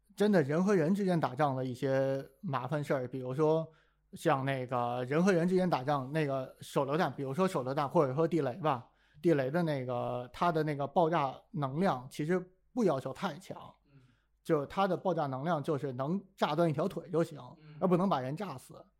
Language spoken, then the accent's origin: Chinese; Beijing, China; 因为我是北京人嘛